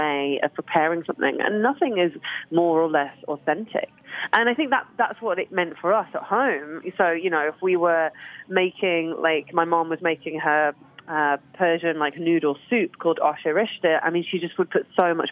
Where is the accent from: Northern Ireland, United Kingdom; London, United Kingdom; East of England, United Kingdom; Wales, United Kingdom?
London, United Kingdom; moved away; back to London. So I kind of was born there, moved away and came back.